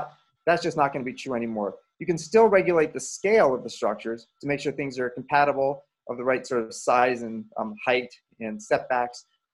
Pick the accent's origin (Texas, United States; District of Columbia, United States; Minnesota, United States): District of Columbia, United States; Washington; now in Portland, United States; I grew up in Washington, D.C.